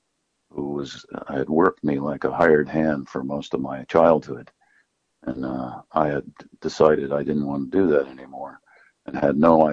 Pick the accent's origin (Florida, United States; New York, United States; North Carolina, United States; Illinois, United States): New York, United States; New Paltz; also born or lived in Maine; I grew up in New Paltz, New York, which is where I'm speaking from at the moment. And I was born here, and I spent most of my life here